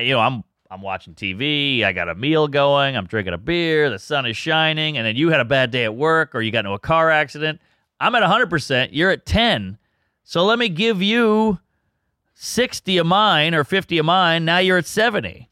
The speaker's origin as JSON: {"language": "English", "region": "Louisiana", "country": "United States", "said": "I'm from Louisiana"}